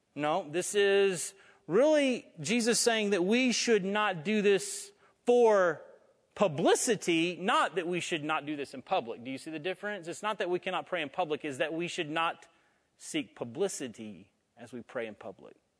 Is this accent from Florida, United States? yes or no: yes; North Florida, United States; I'm from North Florida